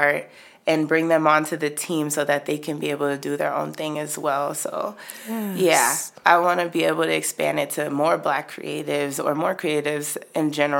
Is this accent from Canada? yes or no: no; Nigeria; I'm Nigerian